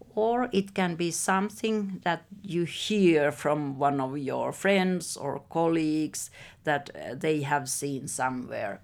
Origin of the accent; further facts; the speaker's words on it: Helsinki, Uusimaa, Finland; I was born in Helsinki and I'm now sixty-six years old, so I have lived all my life here